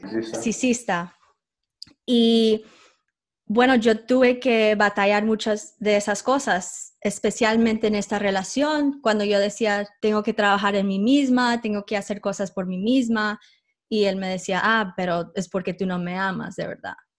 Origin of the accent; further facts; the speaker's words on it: United States; yo como nací en los Estados Unidos